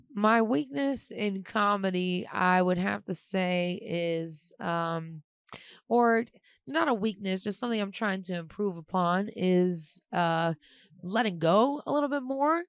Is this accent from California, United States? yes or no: no; Pittsburgh, Pennsylvania, United States; I am from Pittsburgh, Pennsylvania, and I, um, I do stand-up comedy in Pittsburgh